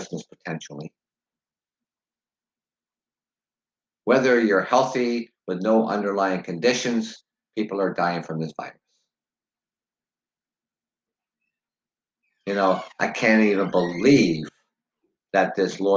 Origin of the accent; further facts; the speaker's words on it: Canada; also born or lived in Ontario; being Canadian